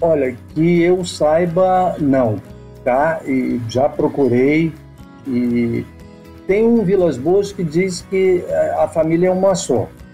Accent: Rio de Janeiro, Brazil; eu nasci eh, no Rio e tive uma formação, embora, embora um breve período morei numa parte do Rio que eh, por cinco anos, que era considerado na época zona rural

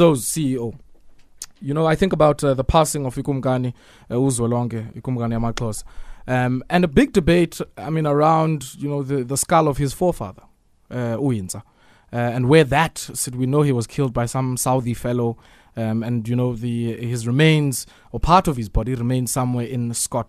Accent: Komani, Eastern Cape, South Africa; I understand he learnt it in Scanlan Street, in my hometown, actually, Komani.

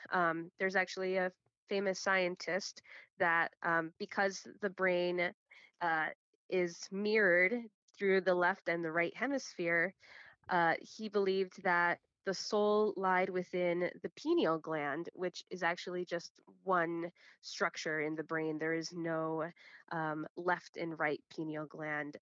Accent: Chicago, Illinois, United States; I'm born and raised in Chicago, uh, Illinois, but my family and everyone before me is from Guatemala

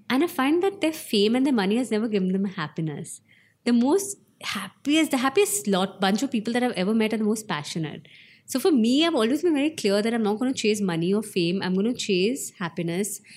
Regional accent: Shimla, Himachal Pradesh, India; I was born in Shimla

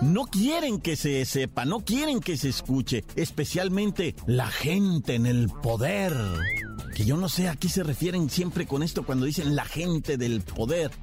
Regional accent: Mexico; Somos mexicanos

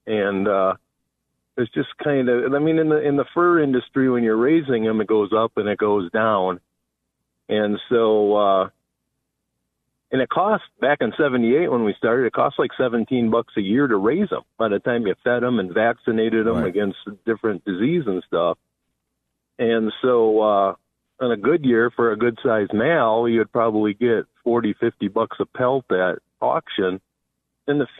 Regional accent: Wisconsin, United States; now in Lakewood, United States; when I was a kid growing up in Wisconsin, we had a mink ranch

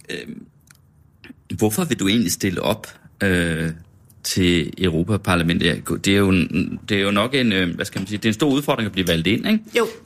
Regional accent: Jutland, Denmark; now in Copenhagen, Denmark; Jeg kommer også fra Jylland, som du også gør

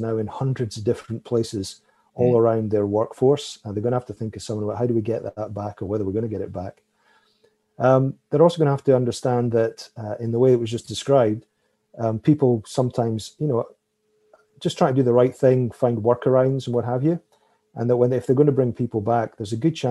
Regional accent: United Kingdom; now in Canada; I'm originally British

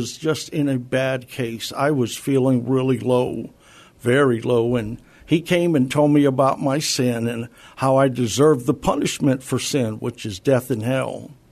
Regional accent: San Antonio, Texas, United States; I lived all my life in San Antonio, mostly on the south side

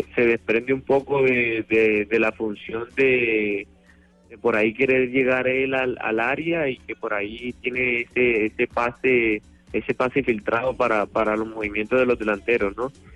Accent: Colombia; now in Argentina

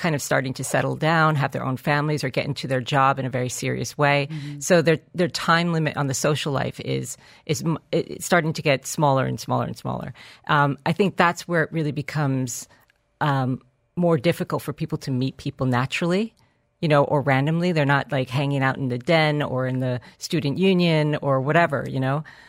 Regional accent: New York, United States; now in Dubai, United Arab Emirates; I'm from New York.

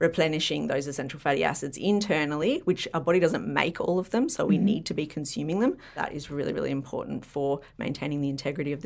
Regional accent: Byron Bay, New South Wales, Australia; growing up in Byron.

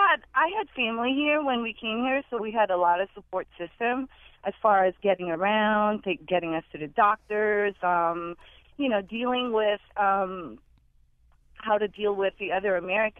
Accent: Philippines; now in United States; I just wanted to share a comment regarding growing up in the Philippines, how different it is.

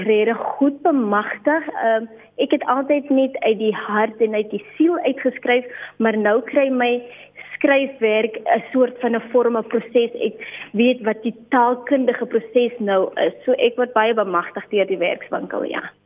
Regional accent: Limpopo, South Africa; also born or lived in Namaqualand; ek is gebore en getoe in Limpopo land, 'n eh, baie meer spesifiek in die klein myn dorpie Napabip

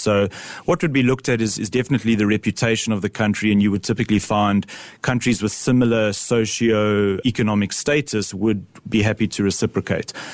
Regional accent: South Africa; I'm a South African

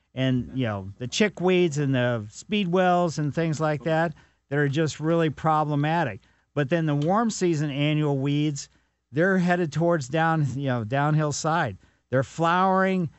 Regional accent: Ellisville, Missouri, United States; growing up in Ellisville

